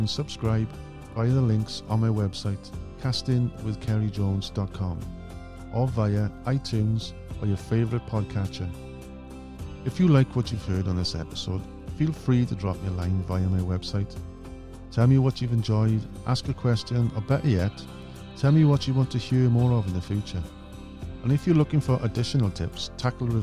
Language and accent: English; Wales, United Kingdom; represented my country on numerous occasions